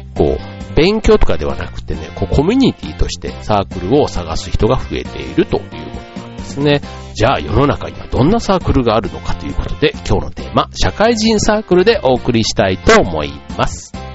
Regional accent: Kansai, Japan; now in Chiba, Japan; 僕で言ったら関西出身で

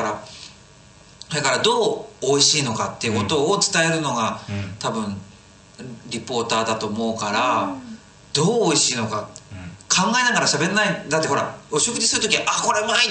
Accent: Noto, Ishikawa, Japan; born or raised there

